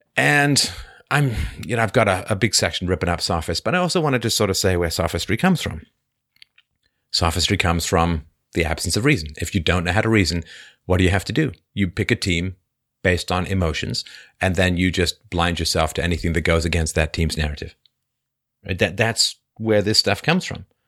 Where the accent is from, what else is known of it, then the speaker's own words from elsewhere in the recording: London, United Kingdom; where I grew up in near Crystal Palace in, uh, in London